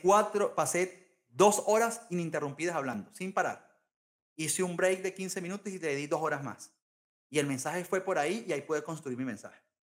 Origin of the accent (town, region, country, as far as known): Venezuela; also born or lived in London